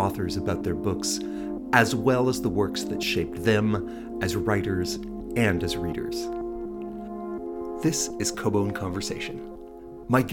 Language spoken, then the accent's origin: English; Fergus, Ontario, Canada; I grew up in Fergus